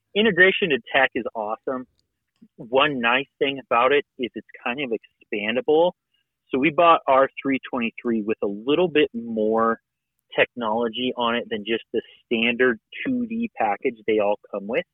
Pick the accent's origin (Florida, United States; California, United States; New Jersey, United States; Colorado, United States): Colorado, United States; Western; moved away as an adult; now in Bozeman, United States; I grew up in Western Colorado, grew up doing dirt.